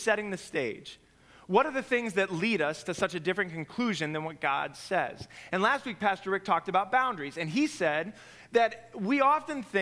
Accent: Nebraska, United States; moved away; I come from Nebraska.

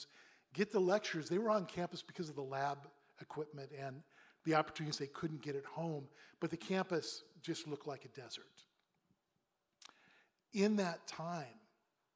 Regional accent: Pacific Northwest, United States; now in Boston, United States; I grew up in the Northwest, Pacific Northwest.

